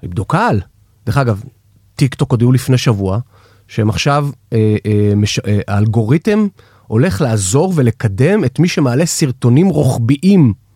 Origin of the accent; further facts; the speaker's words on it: Batzra, Central District, Israel; now in Tel Aviv, Israel; כשאני גדלתי במושב בצרה